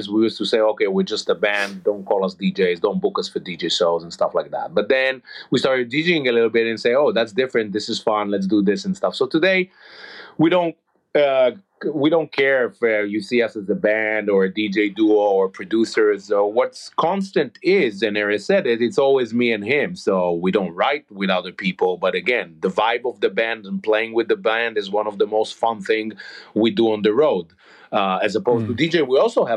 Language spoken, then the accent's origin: English; Israel; We grew up in Israel